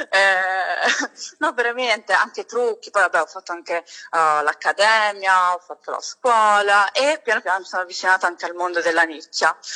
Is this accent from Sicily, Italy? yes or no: yes; Catania, Sicily, Italy; now in Verona, Italy; ho 29 anni, sono catanese, orgogliosamente siciliana, ma abito a Verona oramai da 7 anni